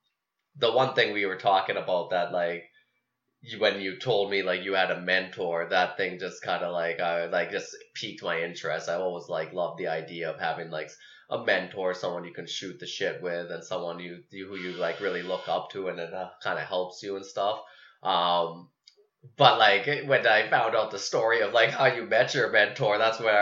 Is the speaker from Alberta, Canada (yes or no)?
yes; High River, Alberta, Canada; moved away; Okotoks, which is like right by where I grew up in High River